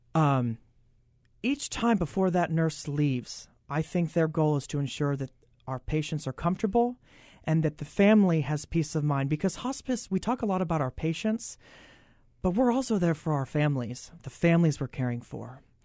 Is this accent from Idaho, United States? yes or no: no; Oklahoma, United States; moved away; I'm originally from Oklahoma